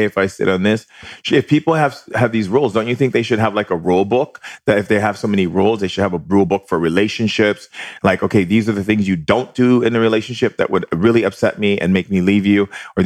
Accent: Hawaii, United States; growing up in Hawaii and being in a Hawaiian family

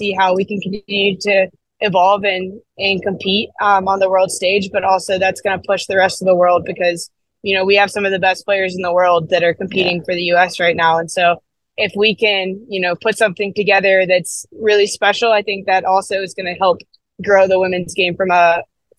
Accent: United States; being an American

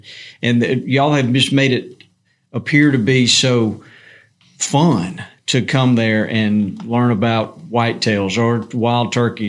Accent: Alabama, United States; So I didn't grow up a Mississippi State fan. I grew up in Alabama, and I'm an Auburn fan, still am.

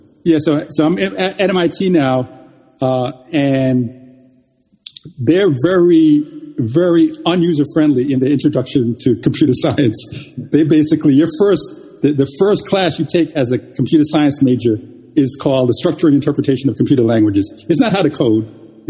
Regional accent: Bronx, New York, United States; also born or lived in Jamaica / England; This is a public school in the Bronx. We immigrated from Jamaica to England and eventually ended up in the Bronx in the 70s.

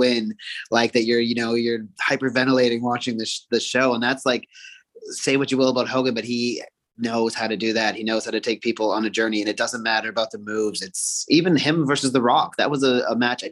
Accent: Toronto, Ontario, Canada; I was born in Toronto, Canada

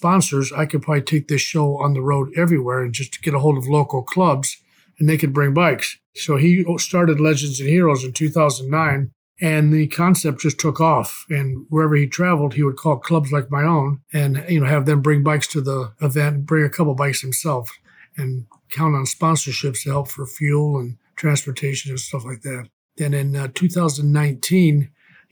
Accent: Cleveland, Ohio, United States; I was raised in Cleveland, Ohio

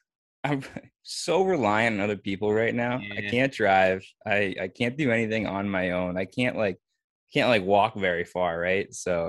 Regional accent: New England, United States; I'm from New England.

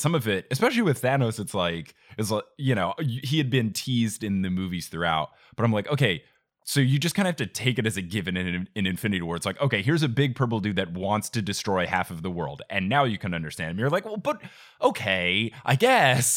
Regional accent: New Jersey, United States; I grew up in New Jersey

